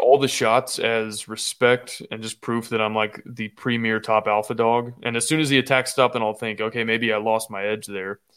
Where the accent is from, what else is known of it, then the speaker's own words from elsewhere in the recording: Austin, Texas, United States; I'm from Austin